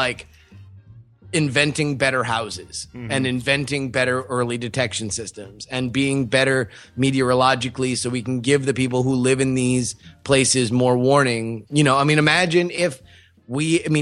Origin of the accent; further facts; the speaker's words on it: Florida, United States; growing up in Florida